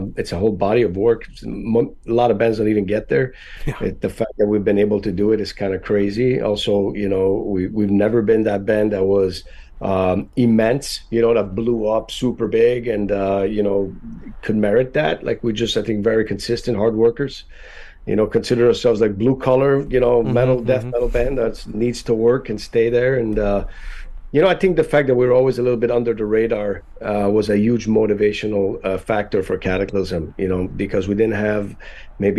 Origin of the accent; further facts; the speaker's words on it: Canada; English is a second language; now in Florida, United States; we're all Canadian